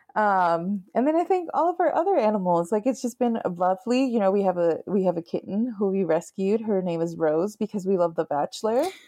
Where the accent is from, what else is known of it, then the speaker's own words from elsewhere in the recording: Nevada, United States; moved away as an adult; now in Minneapolis, United States; I grew up in Nevada, in, right by the Sierra Nevadas